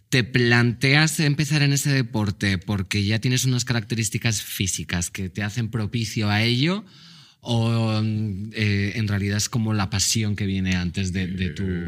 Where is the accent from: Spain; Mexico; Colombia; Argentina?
Spain; Mallorca, Balearic Islands; Yo, que soy de Mallorca